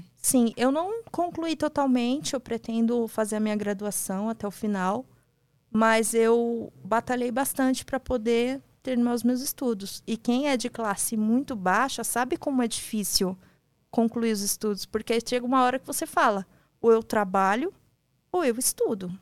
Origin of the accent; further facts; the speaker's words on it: São Paulo, Brazil; sou de São Paulo